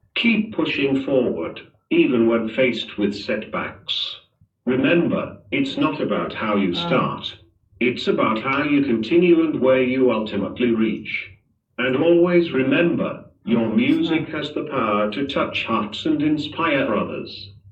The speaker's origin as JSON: {"language": "English", "town": "Manchester", "region": "North West England", "country": "United Kingdom", "tie": "born or raised there", "moved": "as an adult", "lives_now": "Dubai, United Arab Emirates", "said": "Born and bred in Manchester, but now, I've got my roots down in Dubai, been here for a solid three years"}